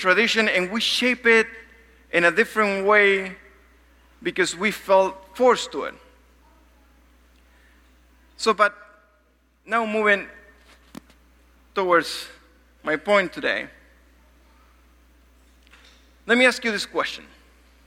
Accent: Argentina; moved away; also born or lived in Uruguay; I'm from Argentina

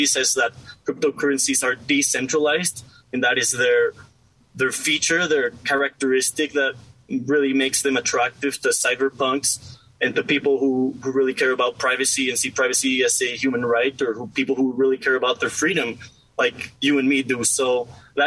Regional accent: Mexico City, Mexico; I am from Mexico City, born and raised here.

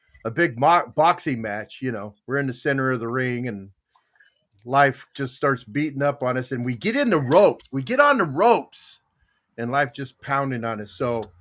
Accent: Arizona, United States; moved away; I grew up in Arizona. Yeah. I grew up in Arizona

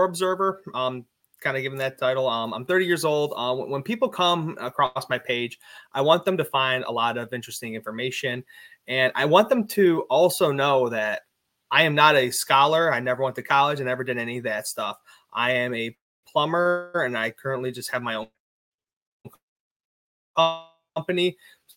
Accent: Cleveland, Ohio, United States; I'm from Cleveland, Ohio

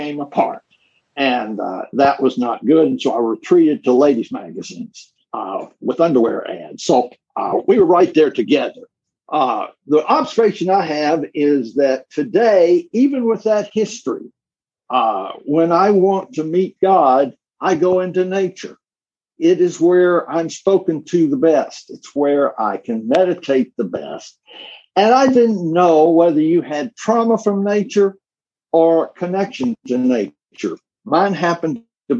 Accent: Memphis, Tennessee, United States; now in Nashville, United States; I grew up in Memphis

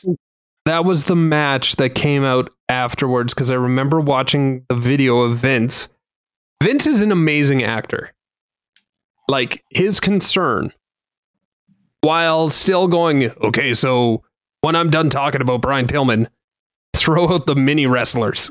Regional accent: Canada; I didn't hate myself as a Canadian

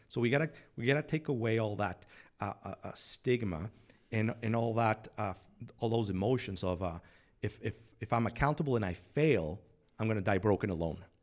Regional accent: Mexico City, Mexico; moved away as an adult; now in San Antonio, United States; I'm from Mexico City, born and raised

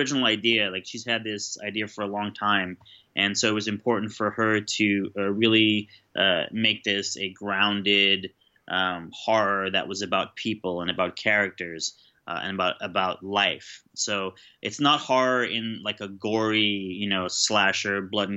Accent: New York, United States; I grew up in New York

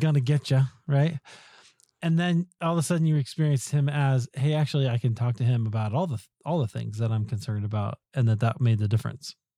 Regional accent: Des Moines, Iowa, United States; I grew up in Des Moines, Iowa

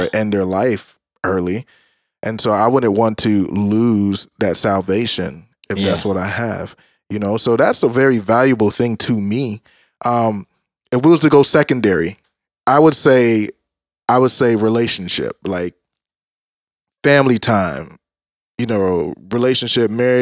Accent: Jamaica; being Jamaican

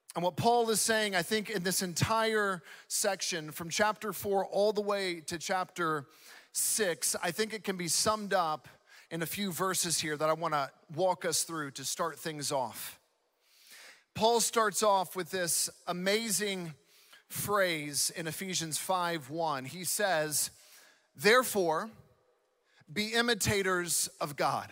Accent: Southeast, United States; now in West Coast, United States; being born and raised in the Southeast

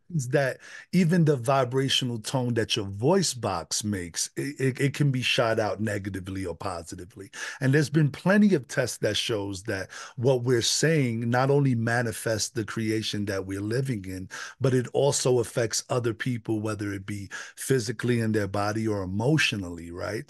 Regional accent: New York City, New York, United States; moved away as an adult; now in Westminster, United States; I was raised in the Bronx

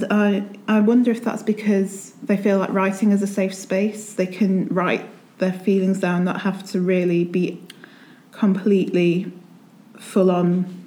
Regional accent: Derbyshire, East Midlands, United Kingdom; also born or lived in Hull / Norwich; I was sort of born and raised in Derbyshire. I still live in Derby now.

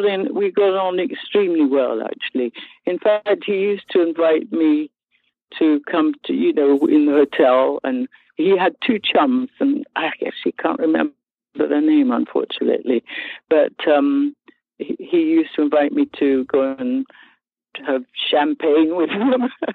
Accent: Kilburn, London, United Kingdom; accent: Irish; also born or lived in Scotland; because I was born in Scotland, but because I lived in Kilburn, that's how I managed to get an Irish accent, because it was called County Kilburn at the time.

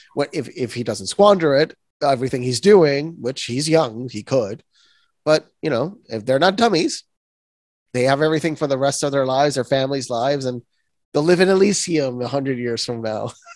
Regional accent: Puerto Rico; I'm born and raised in Puerto Rico

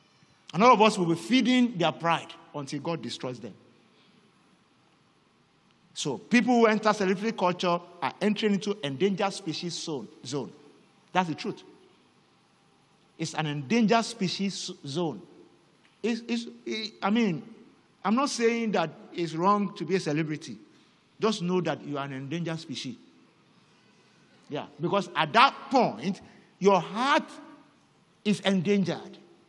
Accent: Nigeria; first language Yoruba; English is a second language; You know, in my native language, Yoruba, there's a slang that gained notoriety not too long ago because of a particular song. … And in this part of the world, people sang it a lot.

